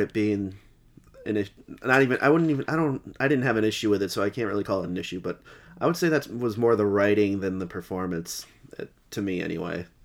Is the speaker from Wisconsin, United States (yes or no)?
no; Massachusetts, United States; we're all from Mass